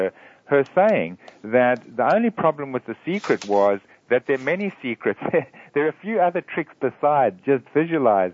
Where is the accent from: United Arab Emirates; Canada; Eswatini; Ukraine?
Eswatini; moved away; also born or lived in Sydney, Australia; I grew up in a very small country in Africa called Swaziland